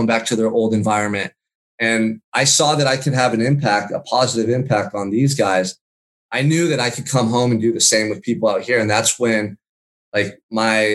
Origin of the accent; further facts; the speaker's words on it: Santa Barbara, California, United States; I surfed when I was a kid a lot growing up in Santa Barbara.